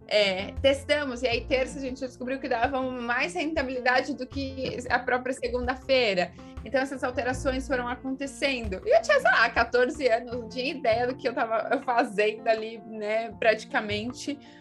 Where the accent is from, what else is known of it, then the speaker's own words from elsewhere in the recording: Pedreira, São Paulo, Brazil; sou do, do, interior de São Paulo, de uma cidade chamada Pedreira